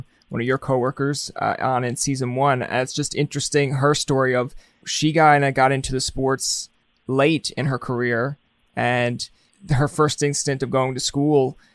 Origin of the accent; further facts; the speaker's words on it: Newfoundland and Labrador, Canada; I'm a Newfoundlander, so I know these small towns, small communities